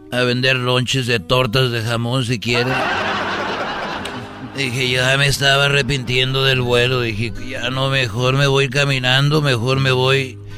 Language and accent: Spanish; Huentitán, Jalisco, Mexico; born there; yo estaba allí eh, en, un este donde yo nací en Huentitán es un pueblo muy chiquito y cuando digo chiquito no te doy nada ahí estaba yo.